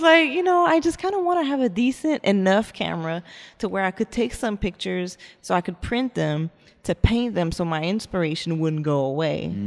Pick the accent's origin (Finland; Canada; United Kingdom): Canada; Montreal, Quebec; now in Texas, United States; I am French Canadian. I'm from Montreal